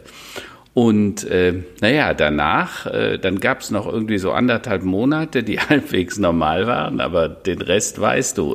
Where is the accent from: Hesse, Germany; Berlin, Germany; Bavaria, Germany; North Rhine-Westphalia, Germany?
North Rhine-Westphalia, Germany; Hennef; Hennef, meine alte Heimat, da bin ich mal geboren mhm. oder in der Nähe von Hennef